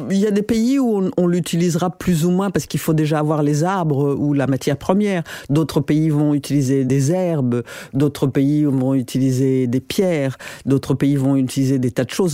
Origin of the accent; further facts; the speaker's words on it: Burundi; moved away; also born or lived in Paris, France; quand j'ai quitté le Burundi après l'assassinat de mon père. Euh, en 70